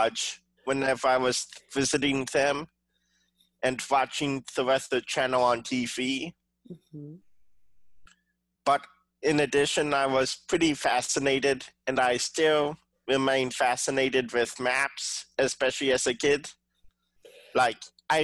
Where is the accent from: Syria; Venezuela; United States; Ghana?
United States; San Francisco Bay Area, California; I actually grew up in the San Francisco Bay Area, where I still am today